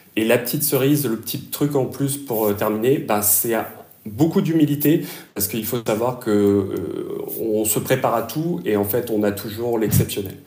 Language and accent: French; Réunion; also born or lived in Alfortville; now in Germany; je suis originaire de La Réunion à la base